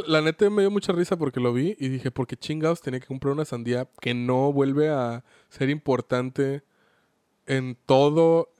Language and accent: Spanish; Mexico; Como mexicanos